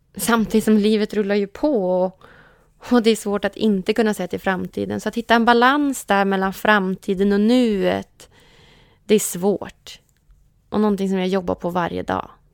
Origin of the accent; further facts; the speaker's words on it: Umeå, Västerbotten County, Sweden; now in Stockholm, Sweden; så stor längtan hem till Umeå. Så jag försöker åka hem till Umeå